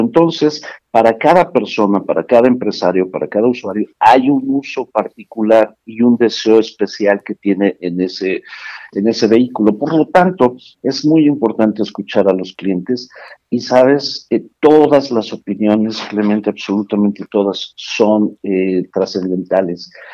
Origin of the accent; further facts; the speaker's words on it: State of Mexico, Mexico; Yo soy originario del Estado de México, vivo aquí en Toluca